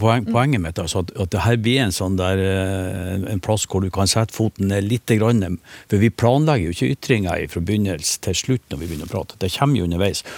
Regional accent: Northern Norway, Norway; Nå er jeg nordlending

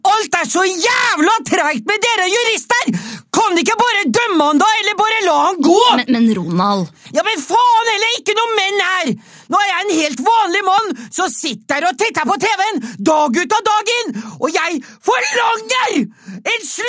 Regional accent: Østfold, Norway; Dette handler jo bare om hosj du, jeg er fra Østfold, og hadde alle som er involvert i å ta inn hasj, vært i en årelang rettssak, så hadde jo faen ikke vært folk igjen i Østfold!

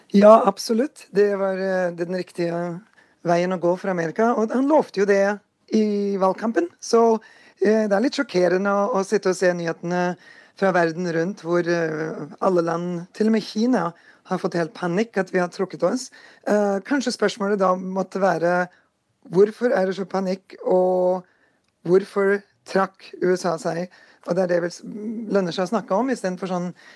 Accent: Porsgrunn, Telemark, Norway; now in North Dakota, United States; jeg vokste opp i Porsgrunn

